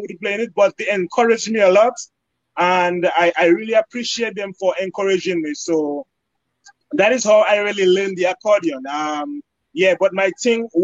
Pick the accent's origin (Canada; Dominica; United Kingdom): Dominica; Capuchin, Saint John; now in New York, United States; I'm from Capuchin, Dominica. That's where I was raised